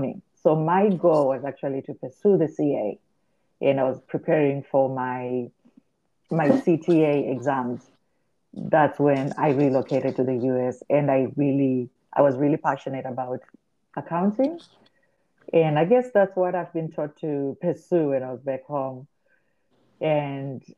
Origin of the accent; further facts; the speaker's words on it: Harare, Zimbabwe; moved away as an adult; now in United States; And I grew up in Harare, and I lived in Warren Park